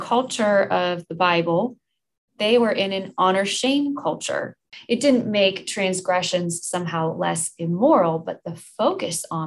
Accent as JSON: {"language": "English", "country": "United States", "said": "as American Christians"}